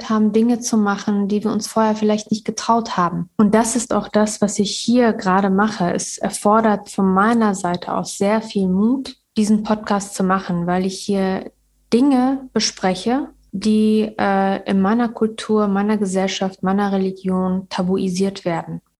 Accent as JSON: {"language": "German", "region": "Kabul", "country": "Afghanistan", "moved": "yes", "lives_now": "Münster, Germany", "said": "Ich bin 1980 mit meiner Familie aus Kabul nach Münster geflüchtet und habe sehr schöne Erinnerungen und äh, Erfahrungen gemacht"}